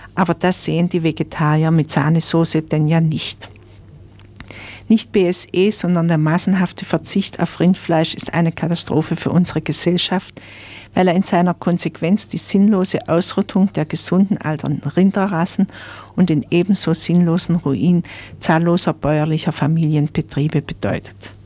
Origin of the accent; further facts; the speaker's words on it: Black Forest, Baden-Württemberg, Germany; bei uns im Schwarzwald